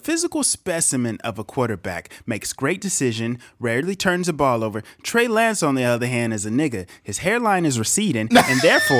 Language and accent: English; Moncks Corner, South Carolina, United States; I'm from a dirt road in Monk's Corner, South Carolina.